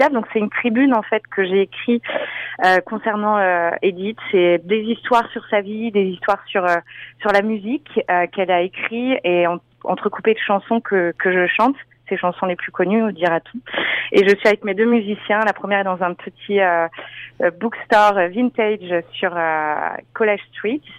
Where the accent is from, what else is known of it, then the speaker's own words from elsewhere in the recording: France; je sais que moi, mon gros avantage, euh, le fait d'être française, c'est que j'ai un accent assez prononcé quand je parle anglais